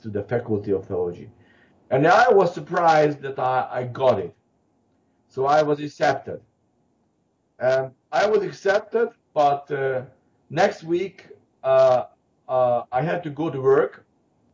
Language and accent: English; Hungary; moved away as an adult; now in Vancouver, Canada; I was growing up in Hungary